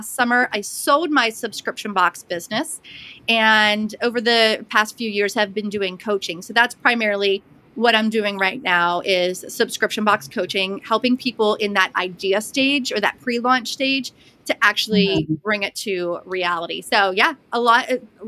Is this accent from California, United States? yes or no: no; Pittsburgh, Pennsylvania, United States; also born or lived in Blue Ridge Mountains, Western North Carolina; now in Western North Carolina, United States; I'm originally from the Pittsburgh area, but live in the Blue Ridge Mountains of Western North Carolina.